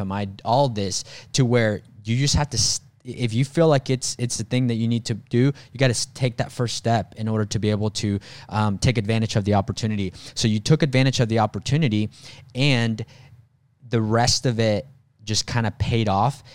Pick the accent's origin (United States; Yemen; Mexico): Mexico; moved away; me growing up in Mexico